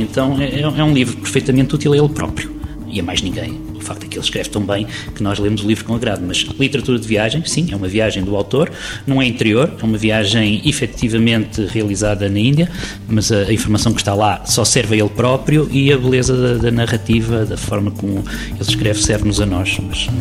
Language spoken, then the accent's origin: Portuguese; Figueira da Foz, Centro, Portugal; venho da Figueira da Foz, que nos anos 80, quando na minha adolescência, era um ponto de paragem